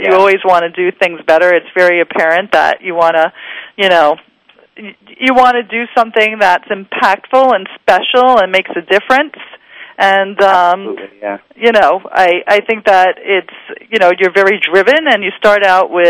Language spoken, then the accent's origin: English; New York, United States; accent: New York; I was using my New York accent